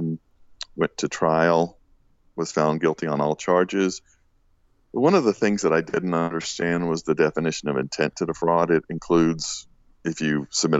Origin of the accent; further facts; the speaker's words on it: Western Virginia, United States; Western part of Virginia